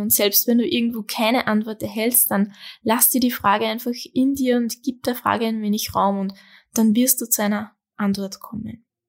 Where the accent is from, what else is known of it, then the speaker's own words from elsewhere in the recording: Austria; bei uns in Österreich